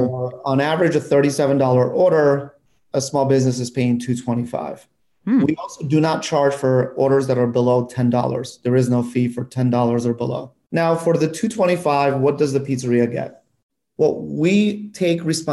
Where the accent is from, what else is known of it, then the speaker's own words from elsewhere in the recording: North Macedonia; moved away; I come from Europe. I was born in Macedonia